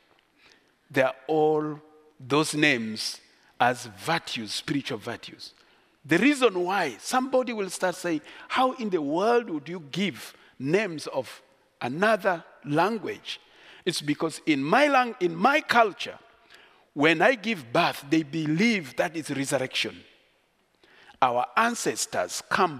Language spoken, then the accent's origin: English; Uganda; I am so proud to be a Kuku by tribe. I grew up in Uganda